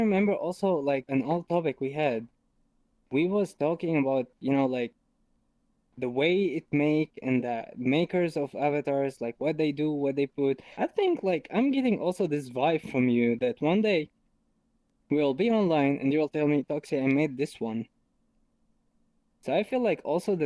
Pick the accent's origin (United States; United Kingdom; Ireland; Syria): Syria; English is a second language; now in Germany; I'm originally from Syria. For who don't know Syria, it's a country in the Middle East. And I'm living here in Germany for like 7 years.